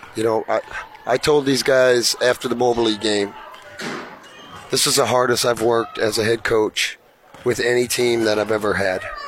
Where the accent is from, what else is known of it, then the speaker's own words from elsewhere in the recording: Iowa, United States; I'm from Iowa